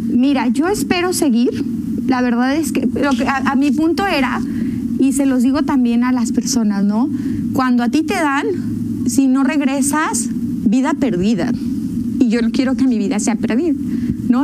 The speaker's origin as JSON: {"language": "Spanish", "town": "León", "region": "Guanajuato", "country": "Mexico", "said": "yo como leonesa"}